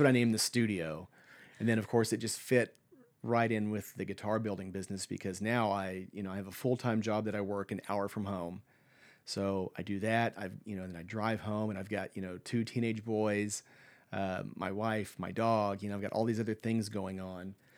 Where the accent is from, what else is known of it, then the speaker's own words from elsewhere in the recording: Lawton, Oklahoma, United States; moved away as an adult; now in Stillwater, United States; I grew up in Lawton, which is a, I think a population of about eighty-five, ninety thousand